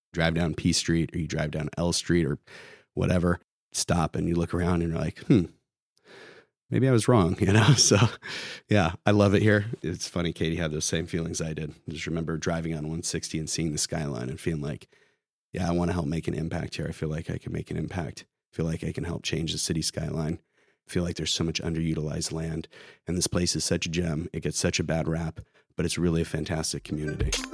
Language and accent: English; Santa Barbara, California, United States; moved away as an adult; also born or lived in San Luis Obispo / San Francisco; now in Sacramento, United States; I grew up in Santa Barbara, so kind of like NIMBY Central